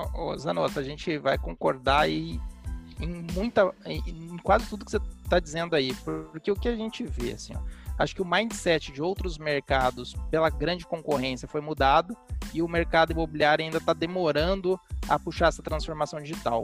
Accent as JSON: {"language": "Portuguese", "town": "Londrina", "region": "Paraná", "country": "Brazil", "said": "eu sou londrinense, e aqui é uma cidade, para quem conhece, com um mercado imobiliário bastante robusto"}